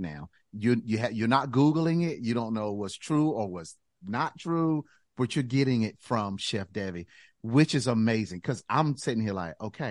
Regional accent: Enfield, North Carolina, United States; I'm from Eastern North Carolina, Enfield, North Carolina. Wonderful town, wonderful people

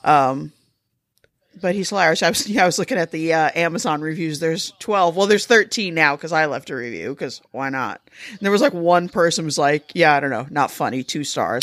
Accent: United States; I'm American

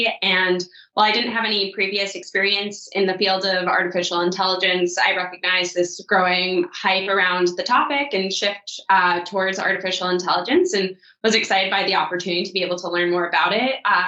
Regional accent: Boston, Massachusetts, United States; moved away as an adult; now in Edinburgh, United Kingdom; I'm from originally from the States, from Boston

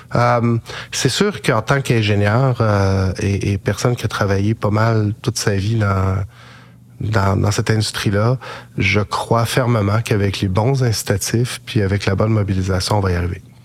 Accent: Quebec, Canada; en tant que Québécois.

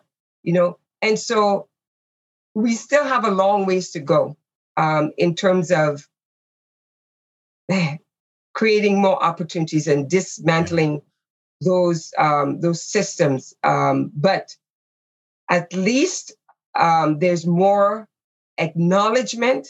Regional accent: Canada; who we are as Canadians

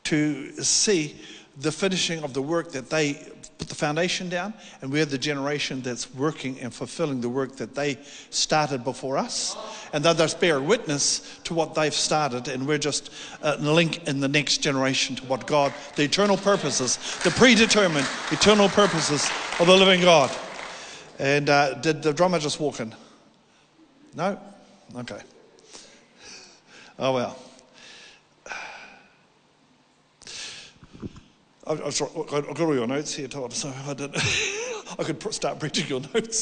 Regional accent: South Island of New Zealand, New Zealand; I'm from the South Island of New Zealand, little town there

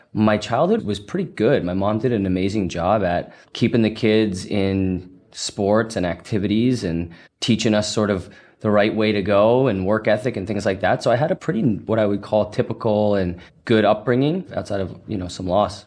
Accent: Massachusetts, United States; moved away as an adult; now in San Francisco, United States; Originally from Massachusetts, so definitely still an East Coast guy

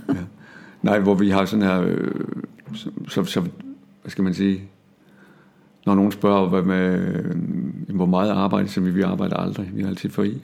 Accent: Denmark; accent: Jutlandic; jeg talte jysk

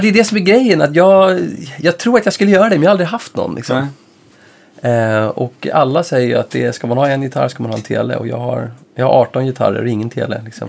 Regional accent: Stockholm, Stockholm County, Sweden; jag kom från Enskede då som var en förhållandevis liten förort där man inte var så mycket utanför liksom, sin förort

